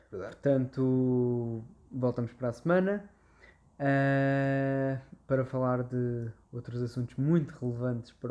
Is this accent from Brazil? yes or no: no; Portugal; eu sou português sim